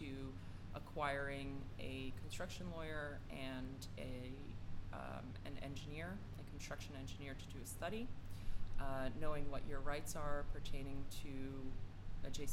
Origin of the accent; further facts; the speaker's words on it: New York City, New York, United States; Greenpoint is very much my hometown. And I always thought of it as a town. When I was little and growing up here